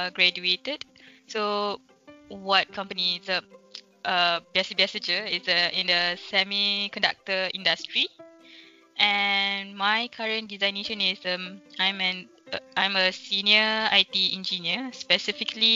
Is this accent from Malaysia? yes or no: yes; Malacca City, Malacca, Malaysia; I'm currently based in Melaka. I'm my hometown. I'm always the Melaka girl.